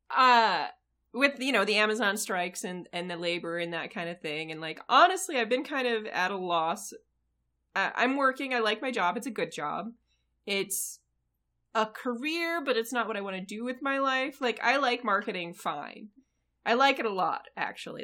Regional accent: United States; I am American

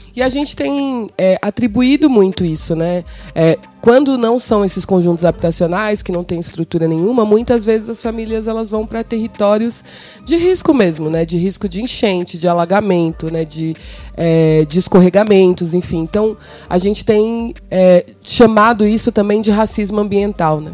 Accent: São Paulo, Brazil; also born or lived in Bela Vista, São Paulo; Eu sou de Cidade Tiradentes, mas na verdade eu não nasci em Cidade Tiradentes. Quando eu nasci, a minha família morava na região central, na Bela Vista

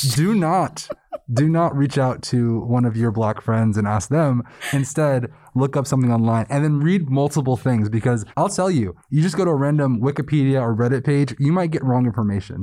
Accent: New York City, New York, United States; moved away as an adult; I went to undergrad in a predominantly white, small town after being born and raised in New York City

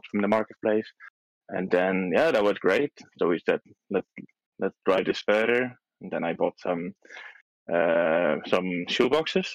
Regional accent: Belgium; English is a second language; moved away as an adult; also born or lived in Poland; now in Portugal; originally, I'm from Belgium. I've lived in Belgium for about 25 years. So I was raised and born there, and then I moved to Poland

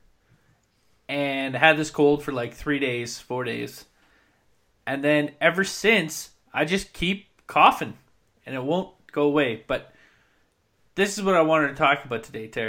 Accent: Williams Lake, British Columbia, Canada; now in Drumheller, Canada; growing up in Williams Lake, Vancouver was 6.5 hours away.

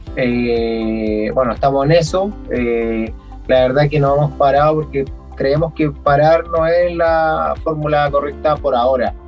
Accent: Chile; moved away; uno es de un pueblo muy pequeño

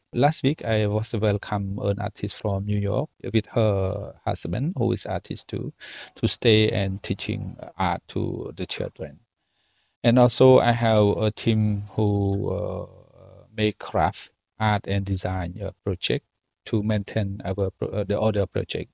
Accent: Cambodia

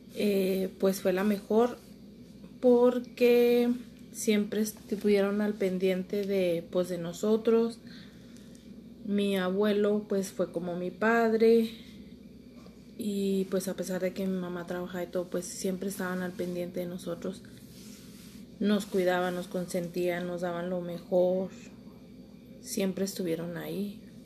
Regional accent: Torreón, Coahuila, Mexico; Aquí en Torreón, Coahuila.

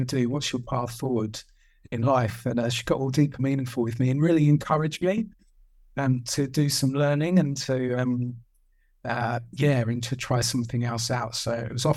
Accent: Kent, South East England, United Kingdom; in my hometown in Kent, I sort of fell into this job of showing people around houses

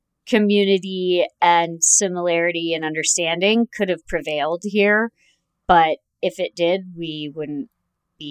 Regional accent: Ohio, United States; now in Chicago, United States; I grew up in Ohio

